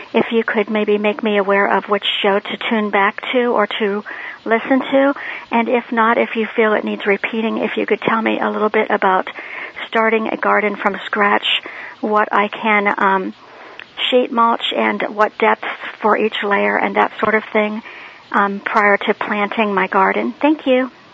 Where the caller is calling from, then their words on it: Northeast Ohio, United States; I'm calling from Northeast Ohio